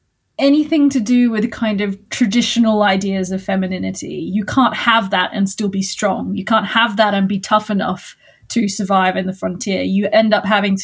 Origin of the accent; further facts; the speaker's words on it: Australia; as an Australian